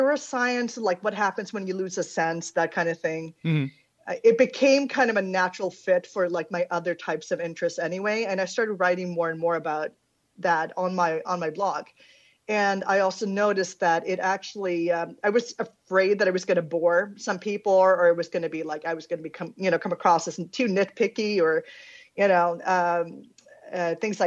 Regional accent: Sweden; I'm Swedish, born and raised in Sweden

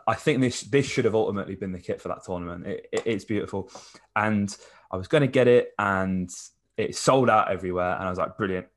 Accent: England, United Kingdom; we're English

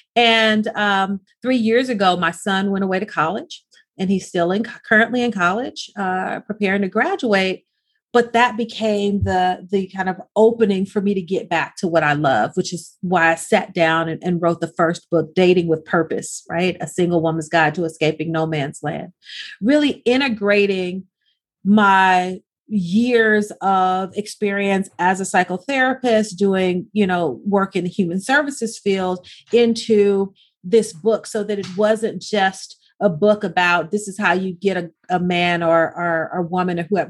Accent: Arkansas, United States; now in Los Angeles, United States; growing up in the South is very, very different than growing up in the inner city of Los Angeles. It wasn't even as if we were in the suburbs, right? So in, in Arkansas, I could play outside past the streetlights

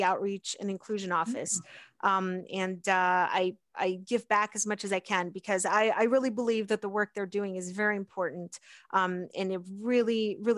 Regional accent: Pittsburgh, Pennsylvania, United States; also born or lived in South America; I grew up in the Pittsburgh area

